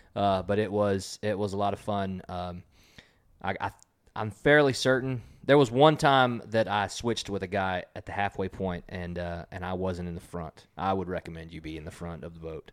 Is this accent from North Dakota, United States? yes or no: no; Texas, United States; We're from Texas